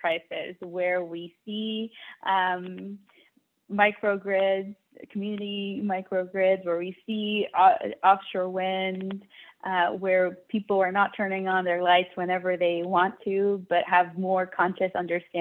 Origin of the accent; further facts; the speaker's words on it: New York City, New York, United States; the one where I grew up in Brooklyn